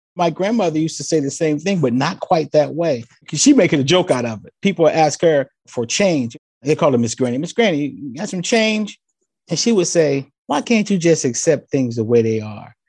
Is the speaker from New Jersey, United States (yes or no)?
yes; Trenton, New Jersey, United States; I hail from Trenton, New Jersey. I was born in the early 60s, had a great time growing up in a wonderful neighborhood